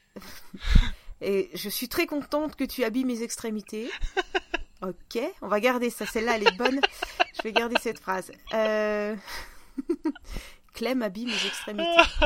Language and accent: French; Russia; accent: Russian; French is a second language; now in France; je vais pas le sortir mon accent parce que euh, c'est même plus authentique, c'est russe